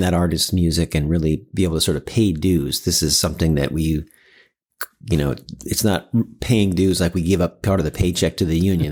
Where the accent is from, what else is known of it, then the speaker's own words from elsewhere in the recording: Seattle, Washington, United States; also born or lived in New York; I grew up here in Seattle.